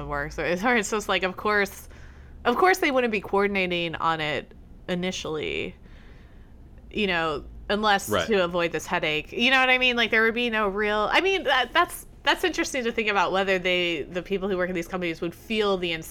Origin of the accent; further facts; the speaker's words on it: Midwest, United States; I'm from the Midwest